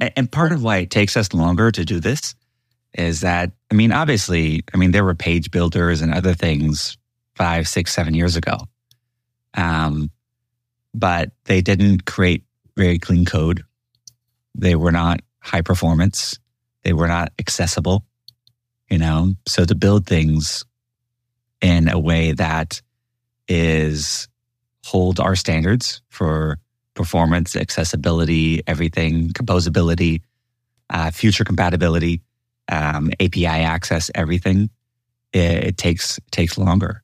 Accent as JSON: {"language": "English", "town": "Houston", "region": "Texas", "country": "United States", "tie": "born or raised there", "said": "I am a boy from Houston, Texas"}